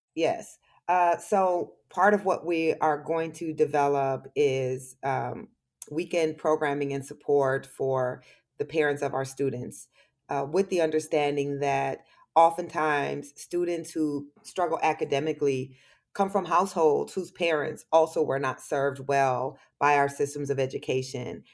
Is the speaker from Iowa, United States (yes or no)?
yes; Waterloo, Iowa, United States; moved away; being from Waterloo and being from Iowa